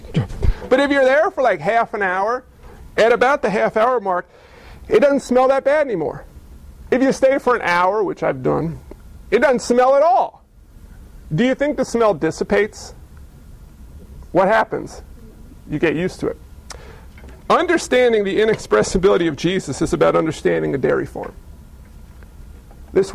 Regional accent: New York, United States; I was physically born in Neuchâtel, New York.

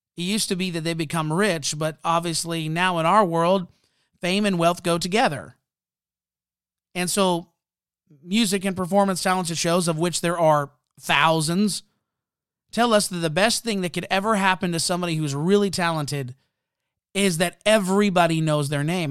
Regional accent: Canada; I'm Canadian

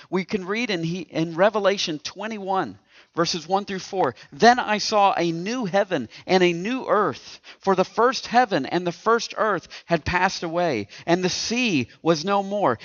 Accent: East Tennessee, United States; now in Indiana, United States; I'm from East Tennessee. And, and I know growing up in East Tennessee that you can tell I'm from East Tennessee

